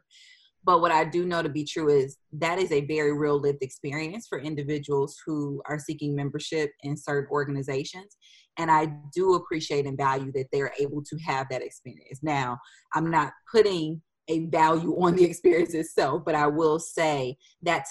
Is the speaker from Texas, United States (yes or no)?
no; Detroit, Michigan, United States; now in Indianapolis, United States; I grew up in Detroit. We moved to Indianapolis